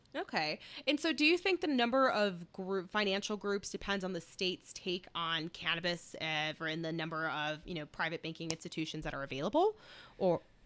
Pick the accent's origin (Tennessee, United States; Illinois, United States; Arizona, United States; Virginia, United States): Illinois, United States; Chicago; now in Colorado, United States; I'm from Chicago